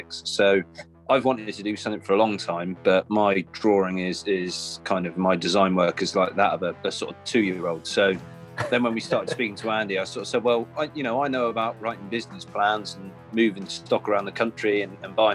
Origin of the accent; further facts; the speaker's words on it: Cornwall, South West England, United Kingdom; moved away; growing up in Cornwall, surfing was kind of all around, and since then I moved up here